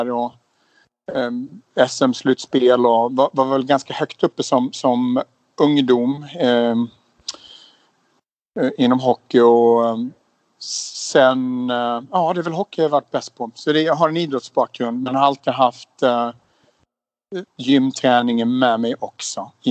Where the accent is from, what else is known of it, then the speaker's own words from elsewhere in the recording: Småland, Sweden; also born or lived in Umeå / Spain / Stockholm; Jag är född i Umeå i, i, i Västerbotten, flyttade till Småland när jag var sex.